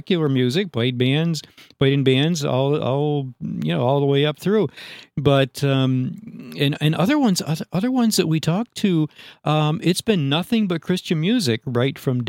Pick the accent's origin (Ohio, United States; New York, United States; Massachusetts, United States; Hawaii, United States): New York, United States; Upstate; Upstate New York is home for me